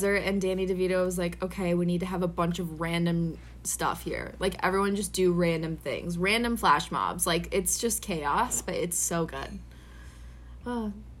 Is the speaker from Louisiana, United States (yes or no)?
no; Minnesota, United States; and I'm from Minnesota